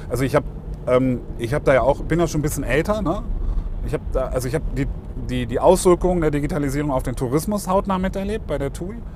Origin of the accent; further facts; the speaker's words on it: Lower Saxony, Germany; now in Stuttgart, Germany; Ich bin ja Niedersachse.